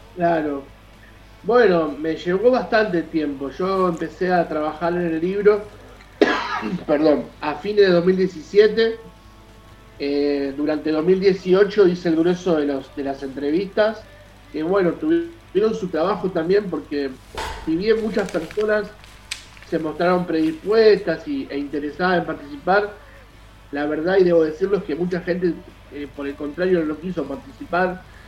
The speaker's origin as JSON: {"language": "Spanish", "town": "Hurlingham", "region": "Buenos Aires Province", "country": "Argentina", "said": "soy de Hurlingham"}